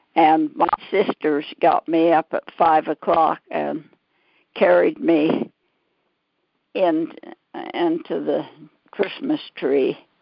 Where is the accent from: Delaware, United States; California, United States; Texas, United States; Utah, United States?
Utah, United States; Pleasant Grove; born and raised in Pleasant Grove